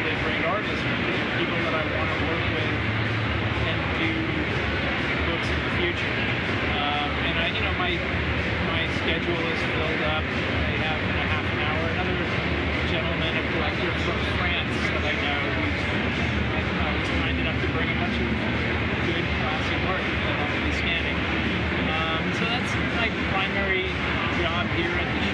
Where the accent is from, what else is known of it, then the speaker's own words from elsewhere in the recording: New York City, New York, United States; moved away; I'm originally from New York City